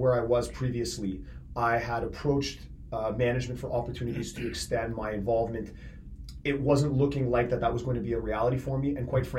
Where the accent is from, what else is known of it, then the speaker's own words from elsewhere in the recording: Richmond Hill, Ontario, Canada; also born or lived in Toronto; when I first came to Richmond Hill as a youth, I originally was born, of course, in Toronto, moved up to Richmond Hill very young.